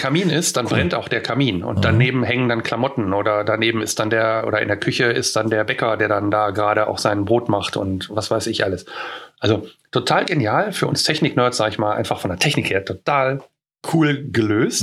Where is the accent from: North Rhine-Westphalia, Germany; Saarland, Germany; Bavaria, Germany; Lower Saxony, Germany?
North Rhine-Westphalia, Germany; near Neandertal; wo ich herkomme, sage ich immer mhm. näher Neandertal